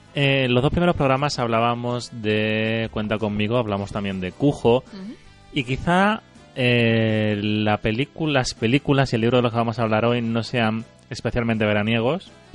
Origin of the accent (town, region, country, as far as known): Andalusia, Spain